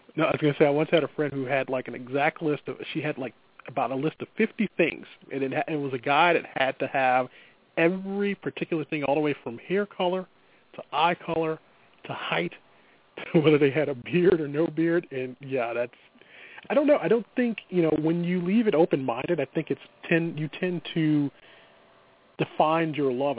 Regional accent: Midwest, United States; accent: Midwestern; my Midwestern accent's gonna come through

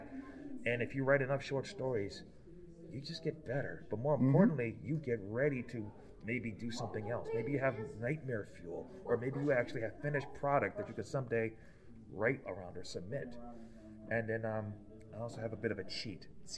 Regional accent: Detroit, Michigan, United States; now in Akron, United States; I'm from Detroit, Michigan. I currently reside in Akron

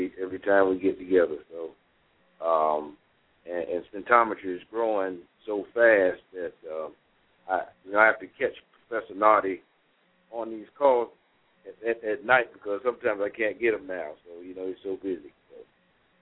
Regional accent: Norfolk, Virginia, United States; moved away; my hometown area down there in Norfolk, Virginia Beach area

